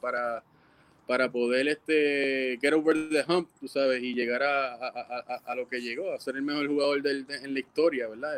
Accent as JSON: {"language": "Spanish", "town": "Ponce", "country": "Puerto Rico", "said": "soy de Ponce y tú sabes cómo somos los ponceños"}